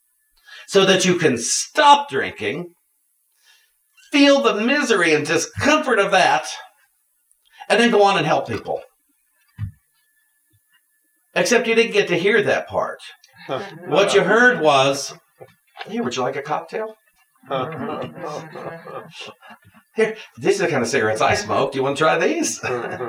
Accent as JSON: {"language": "English", "town": "Washington", "region": "Pennsylvania", "country": "United States", "also_born_or_lived": "Connecticut", "moved": "yes", "said": "We come from Washington, Pennsylvania."}